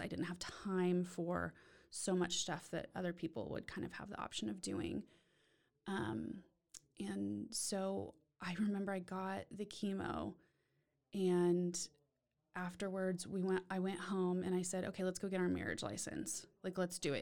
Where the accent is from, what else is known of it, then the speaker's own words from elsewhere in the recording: Austin, Texas, United States; now in Waco, United States; was born and raised in Austin